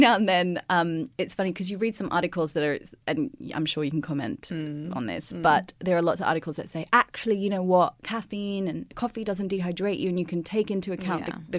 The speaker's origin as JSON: {"language": "English", "country": "Australia", "accent": "Aussie", "said": "Okay, so I will say that the less pants, more plants in my Aussie accent."}